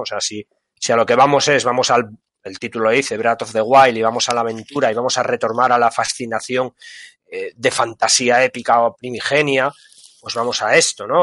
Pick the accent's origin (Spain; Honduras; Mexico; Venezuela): Spain; Asturias; nosotros somos de Asturias